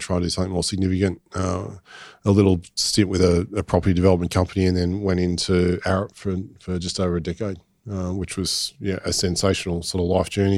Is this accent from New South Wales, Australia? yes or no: yes; Botany, New South Wales, Australia; I grew up in in Botany